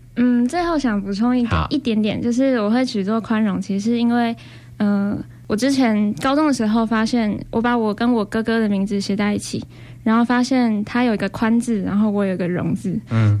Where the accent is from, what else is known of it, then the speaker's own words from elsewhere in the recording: Taipei, Taiwan; moved away as an adult; now in Hualien, Taiwan; 我是台北人，然后我来花莲大概快要三年，嗯、前面两年的时间是在医院里面工作